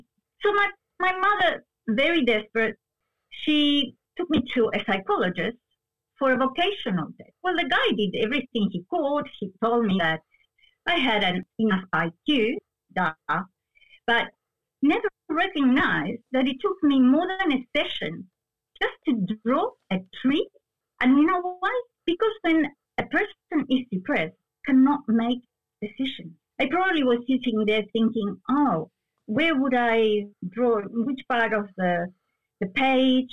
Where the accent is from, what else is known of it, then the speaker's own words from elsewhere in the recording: Argentina; accent: Spanish; first language Spanish; English is a second language; moved away; I was born in Argentina